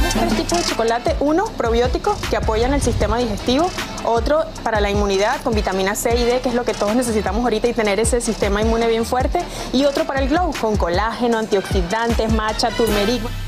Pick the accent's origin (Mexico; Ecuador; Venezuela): Venezuela; moved away; mi infancia, porque en Venezuela teníamos esta cultura del cacao y el chocolate